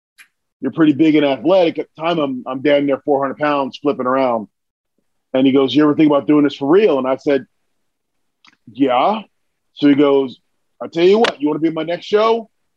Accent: New Jersey, United States; moved away as an adult; also born or lived in New York; Where I grew up in New Jersey

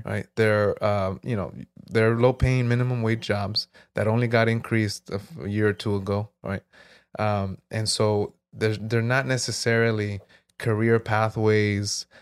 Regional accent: Jurupa Valley, California, United States; also born or lived in South Gate, California; I grew up here in Miraloma

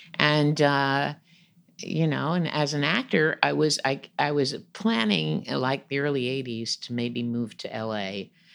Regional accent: New York, United States; I'm from New York

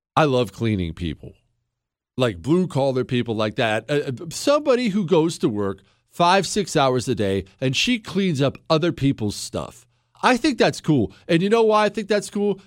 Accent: Montana, United States; now in Texas, United States; I loved growing up in Montana.

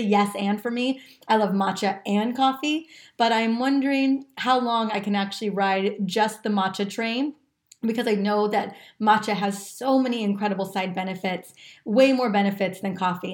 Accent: California, United States; growing up in California my entire life

